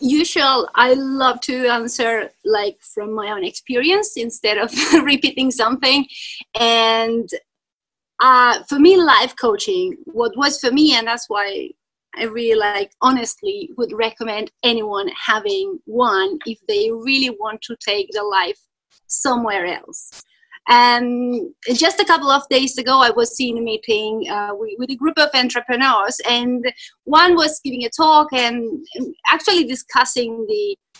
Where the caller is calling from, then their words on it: Italy; English is a second language; Yes, hello … I'm jumping in from Italy.